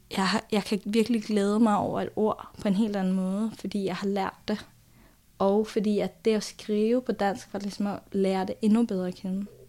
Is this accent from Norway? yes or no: yes; Norway; Danish is a second language; moved away; jeg er jo nordmand, sådan at øh, der kommer jo bare en masse norske ord og vendinger og sådan noget ind i teksten